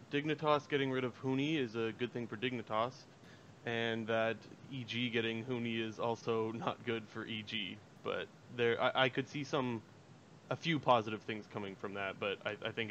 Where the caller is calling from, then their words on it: Sarnia, Ontario, Canada; Uh, Sarnia, Ontario.